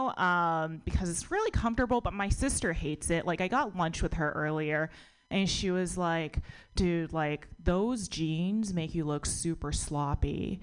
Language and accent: English; United States; born or raised there